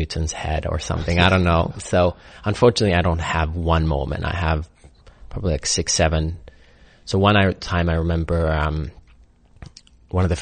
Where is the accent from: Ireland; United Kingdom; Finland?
Finland; born or raised there; moved away